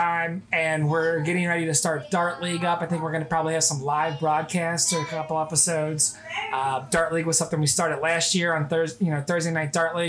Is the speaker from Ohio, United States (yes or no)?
yes; Cincinnati, Ohio, United States; And I grew up in the Midwest my whole life. I've been a Cincinnatian since, you know, I was little. So I'm used to this environment. I grew up in the suburbs as well.